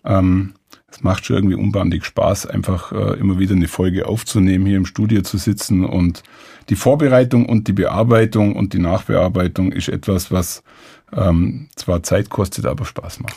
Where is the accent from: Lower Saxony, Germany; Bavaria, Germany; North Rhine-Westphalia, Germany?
Bavaria, Germany; Allgäu; als Allgäuer